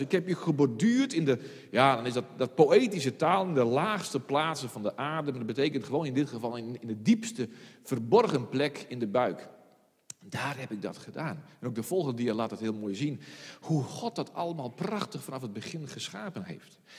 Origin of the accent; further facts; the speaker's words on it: Friesland, Netherlands; als Fries